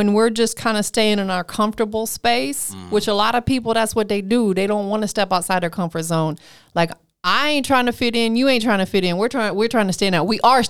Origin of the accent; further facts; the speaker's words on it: Tampa, Florida, United States; now in Atlanta, United States; because I'm originally from Tampa, born and raised, but I moved here to Atlanta a decade ago